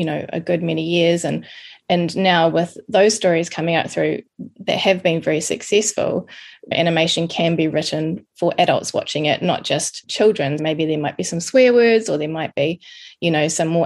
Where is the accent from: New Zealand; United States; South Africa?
New Zealand; moved away as an adult; also born or lived in Wellington; now in London, United Kingdom; I'm a Kiwi from New Zealand, living in London with my son and husband